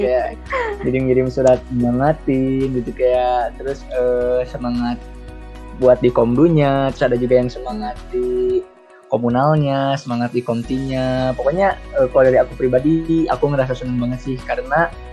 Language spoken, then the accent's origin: Indonesian; Garut, West Java, Indonesia; asal aku dari Garut